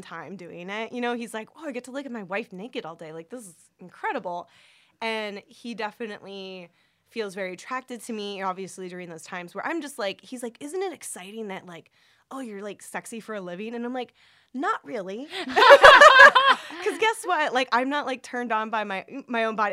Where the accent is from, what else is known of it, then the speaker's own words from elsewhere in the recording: Orange County, California, United States; I grew up in Orange County. It's very conservative place